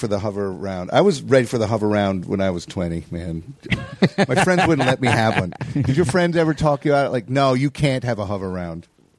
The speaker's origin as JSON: {"language": "English", "region": "East Coast", "country": "United States", "tie": "born or raised there", "said": "And, you know, growing up on the East Coast, you just that was the room."}